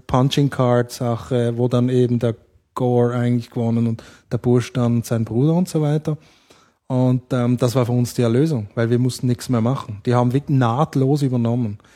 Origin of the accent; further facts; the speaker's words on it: Switzerland; ich bin Schweizer, also ich bin Schweizer Amerikaner, aber in der Schweiz aufgewachsen